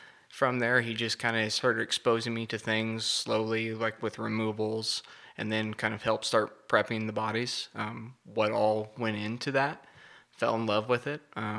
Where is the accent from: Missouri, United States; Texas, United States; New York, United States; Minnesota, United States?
Missouri, United States; Rockport; moved away as an adult; also born or lived in Kansas City; now in Parsons, United States; Originally from Rockport, Missouri. That's my hometown.